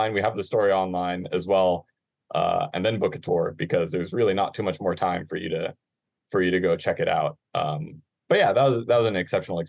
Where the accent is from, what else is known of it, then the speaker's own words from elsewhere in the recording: North Shore, Hawaii, United States; I grew up on the North Shore